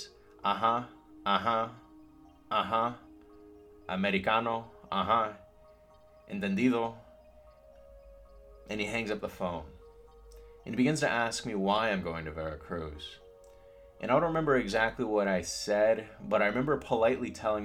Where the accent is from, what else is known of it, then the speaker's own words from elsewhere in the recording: United States; also born or lived in Mexico; I'm proud to be from the Frontera. It's a way of being, a way of speaking, a form of living.